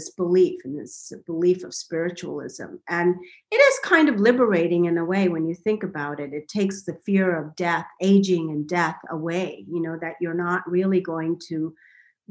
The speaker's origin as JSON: {"language": "English", "country": "India", "tie": "born or raised there", "moved": "yes", "lives_now": "United States", "said": "I grew up in India"}